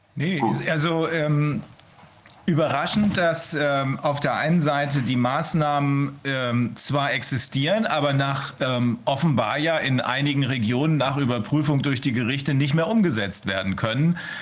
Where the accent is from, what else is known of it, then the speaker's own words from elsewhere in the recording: Germany; bei uns in Deutschland